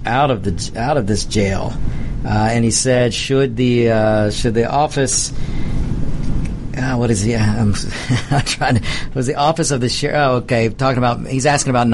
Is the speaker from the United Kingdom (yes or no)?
no; DeKalb County, Georgia, United States; I grew up in DeKalb County. I have been in and out of DeKalb County, mostly in, for most of my life here.